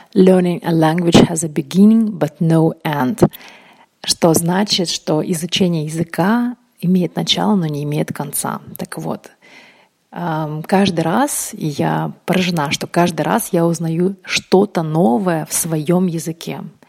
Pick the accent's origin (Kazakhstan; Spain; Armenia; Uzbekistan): Uzbekistan; first language Russian; now in Russia; я родилась в Узбекистане, у меня, естественно, был урок русского языка, русский — это мой родной язык. Эм, потом, когда я переехала в Россию